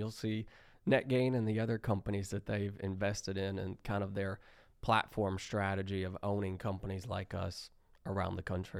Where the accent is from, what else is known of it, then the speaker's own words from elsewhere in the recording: Lexington, Kentucky, United States; And I was born in Lexington, so I've been here my whole life. Went to high school around here. Went to college at UK.